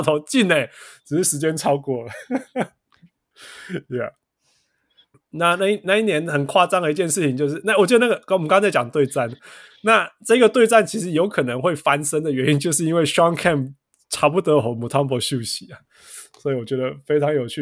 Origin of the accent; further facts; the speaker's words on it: Kaohsiung, Taiwan; accent: southern Taiwanese accent, mixed; also born or lived in Tainan; 因为我是高雄人